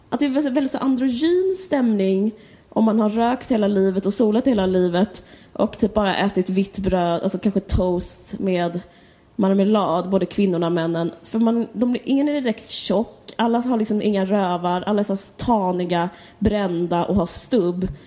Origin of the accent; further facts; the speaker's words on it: Stockholm, Stockholm County, Sweden; det var det man gjorde som barn i Stockholm.